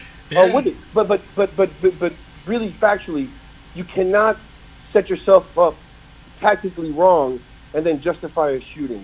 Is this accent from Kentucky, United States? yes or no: no; Florida, United States; I'm from Florida